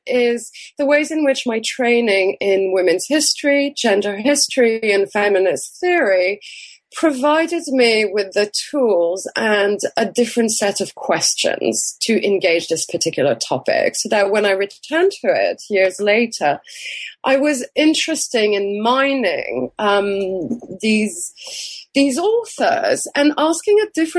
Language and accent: English; France; what seemed very familiar to me growing up in France and with French literature and French history